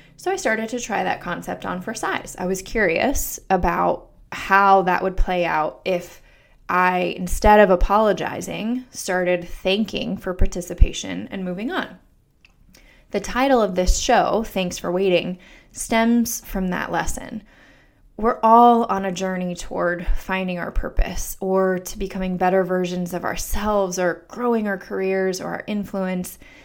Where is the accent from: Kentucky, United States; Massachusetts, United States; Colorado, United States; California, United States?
Colorado, United States; Denver; moved away as an adult; also born or lived in Pittsburgh / New York City; now in Washington, D.C., United States; I'm originally from Denver, Colorado